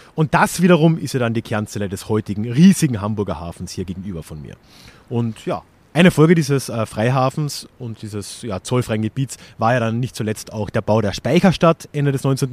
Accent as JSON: {"language": "German", "country": "Austria", "said": "als Österreicher"}